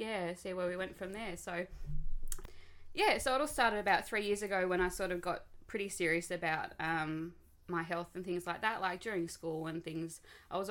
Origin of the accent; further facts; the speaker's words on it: Devonport, Tasmania, Australia; I grew up in Devonport, born and bred, in a hospital that doesn't exist anymore